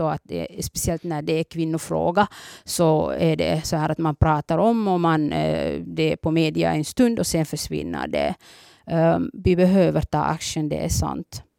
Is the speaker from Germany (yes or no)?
no; Somalia; now in Finland; Jag är från början från Somalia